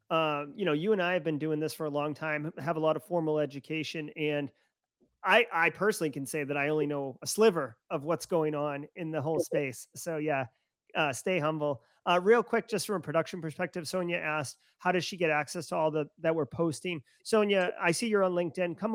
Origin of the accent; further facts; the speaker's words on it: Texas, United States; moved away; don't live in Texas. I'm from Texas, but I don't live there now.